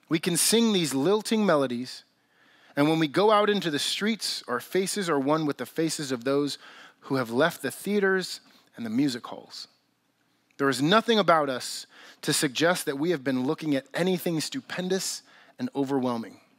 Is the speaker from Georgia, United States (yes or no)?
no; California, United States; Like, I grew up in Southern California, and so there's a lot of people who speak Spanish in Southern California, and I don't speak a lick of Spanish.